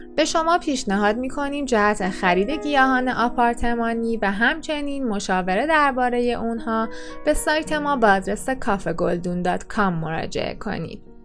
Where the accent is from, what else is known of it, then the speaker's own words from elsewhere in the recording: Iran; برای ما ایرانیانه